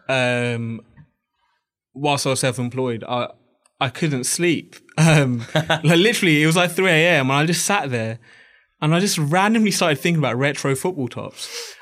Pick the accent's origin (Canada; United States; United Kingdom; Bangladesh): Bangladesh; I'm actually from Bangladesh.